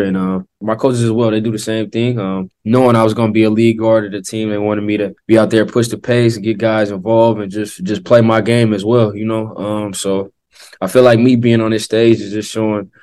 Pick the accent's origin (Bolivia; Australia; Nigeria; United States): United States; Oakland, California; moved away as an adult; growing up on the West Coast, growing up in the Bay Area